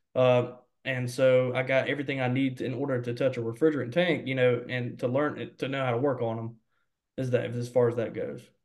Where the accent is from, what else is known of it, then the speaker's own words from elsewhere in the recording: Mobile, Alabama, United States; also born or lived in Sims, Alabama; I'm from Mobile, Alabama, born and raised in Mobile, Alabama.